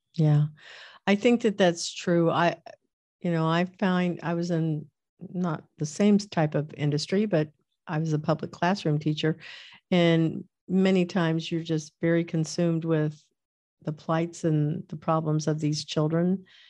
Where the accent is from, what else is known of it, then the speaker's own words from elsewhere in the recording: Kansas, United States; I was born in Kansas